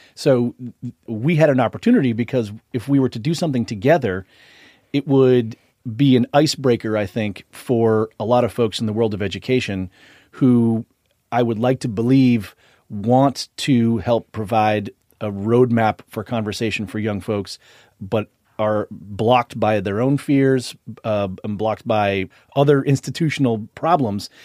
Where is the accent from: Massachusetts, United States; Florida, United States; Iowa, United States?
Massachusetts, United States; Boston; I grew up in Boston in a nearly exclusive white community